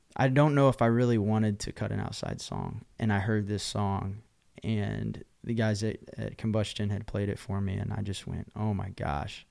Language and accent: English; Oklahoma, United States; also born or lived in Nashville, Tennessee; now in Texas, United States; growing up in Oklahoma and, and the Texas world